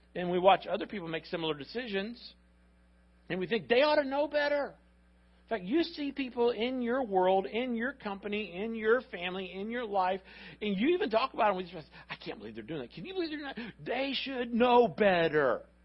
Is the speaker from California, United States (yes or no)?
no; Miami, Florida, United States